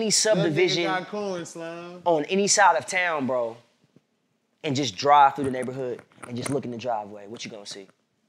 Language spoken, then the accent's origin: English; Indianapolis, Indiana, United States; also born or lived in Orlando, Florida; I'm from Indiana.